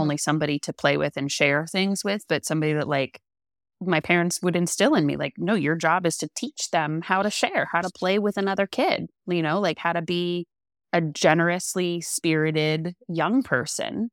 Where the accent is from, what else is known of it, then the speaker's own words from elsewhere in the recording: Central Coast, California, United States; I'm from California, born and bred, California raised. Um, I grew up on the Central Coast, which was magical.